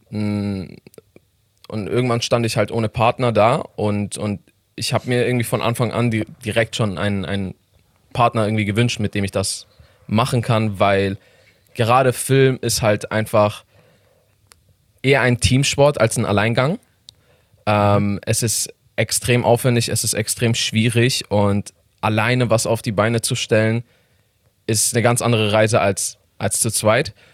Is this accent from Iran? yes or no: yes; Iran; German is a second language; now in Germany